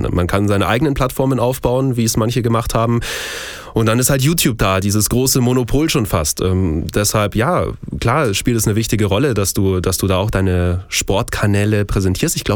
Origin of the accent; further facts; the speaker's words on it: Munich, Bavaria, Germany; ich bin gebürtiger Münchner, ähm, bin dementsprechend auch, und so ehrlich muss ich sein, kein VfB Stuttgart-Fan